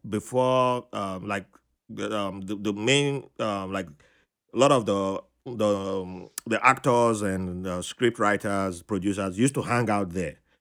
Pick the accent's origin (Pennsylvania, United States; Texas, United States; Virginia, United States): Virginia, United States; also born or lived in Africa; I said my home state instead. I said Virginia